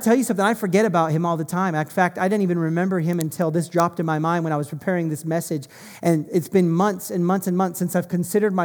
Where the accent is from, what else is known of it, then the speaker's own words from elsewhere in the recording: United States; moved away; I'm American